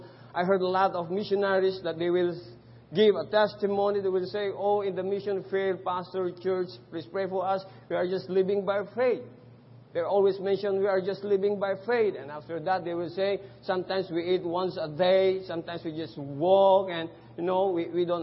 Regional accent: Philippines; English is a second language; moved away as an adult; now in Cambodia; they thought I'm not a Filipino until I spoke our own dialect

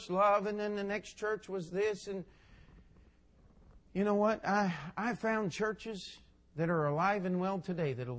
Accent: Westminster, Maryland, United States; I was raised in Westminster, Maryland

